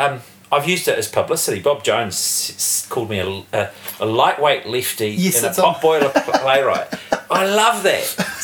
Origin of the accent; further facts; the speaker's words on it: Wellington, New Zealand; I am born and bred in Wellington.